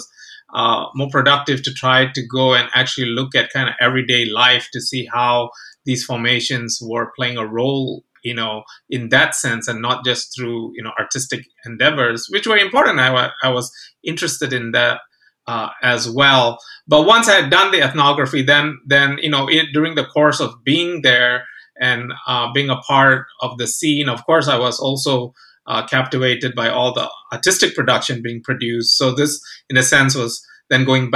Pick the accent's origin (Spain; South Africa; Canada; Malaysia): Malaysia; moved away; I'm originally from Malaysia, which was a former British colony